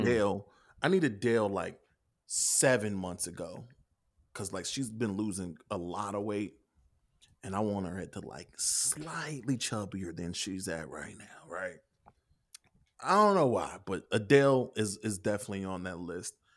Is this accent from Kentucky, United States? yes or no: yes; Kentucky, United States; I'm from Kentucky.